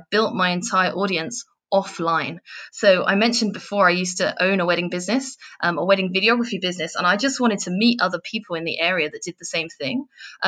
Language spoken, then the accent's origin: English; England, United Kingdom; if you haven't worked out from the accent yet, I'm from England.